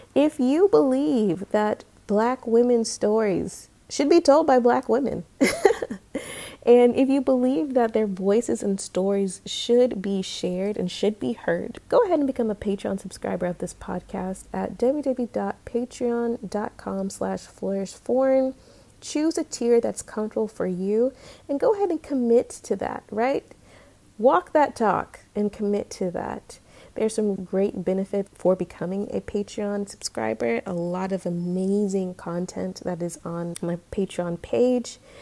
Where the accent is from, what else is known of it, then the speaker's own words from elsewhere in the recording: Suwanee, Georgia, United States; moved away as an adult; also born or lived in Atlanta / Florida; now in Barcelona, Spain; I'm from Suwannee, Georgia